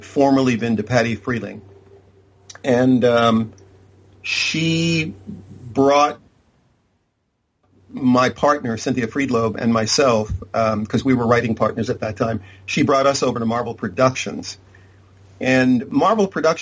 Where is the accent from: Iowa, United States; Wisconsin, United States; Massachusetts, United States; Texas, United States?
Massachusetts, United States; Boston; moved away as an adult; also born or lived in Southern California; I'm originally from Boston, Massachusetts. When I first came out to Southern California